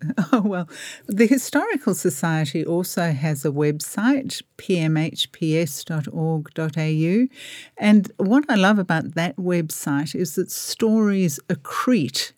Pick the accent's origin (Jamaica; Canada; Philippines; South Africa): South Africa; moved away as an adult; also born or lived in Port Melbourne, Australia; now in Melbourne, Australia; I'm originally from South Africa